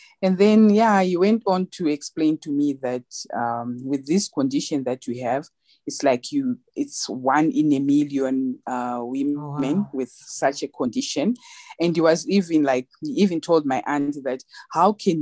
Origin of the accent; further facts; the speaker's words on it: Zimbabwe; moved away as an adult; now in South Africa; I was born in Zimbabwe. Mm-hmm. I grew up in Zimbabwe and then I came to South Africa.